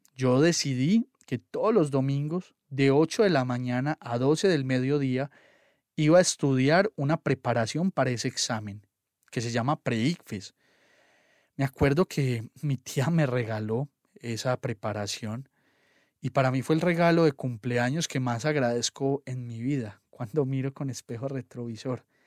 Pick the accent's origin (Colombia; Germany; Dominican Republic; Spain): Colombia; Antioquia